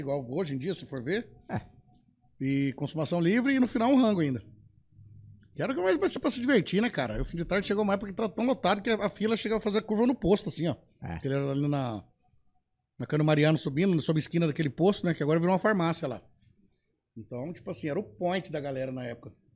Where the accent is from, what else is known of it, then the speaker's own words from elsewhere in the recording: Rio Grande do Sul, Brazil; moved away; Aí eu meto umas gauchescas lá da minha terra